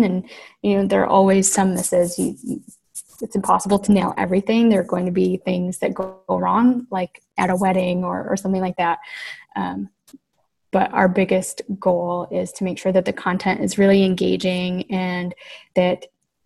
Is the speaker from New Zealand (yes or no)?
no; Flint, Michigan, United States; growing up in Michigan in particular, in Flint in particular, most of my family worked for what we call the big three automakers